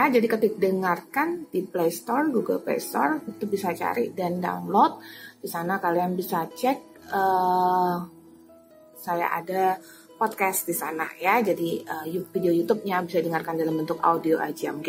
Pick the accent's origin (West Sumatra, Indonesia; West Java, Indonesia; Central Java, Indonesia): Central Java, Indonesia; Semarang; ya, karena aku bahasa Semarang. Saya orang Semarang. Jawanya Jawa Semarang. Bukan Jawa Timur.